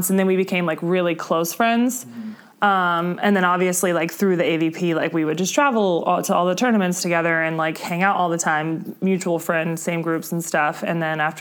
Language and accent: English; Indianapolis, Indiana, United States; moved away; also born or lived in Chicago; I'm from Indianapolis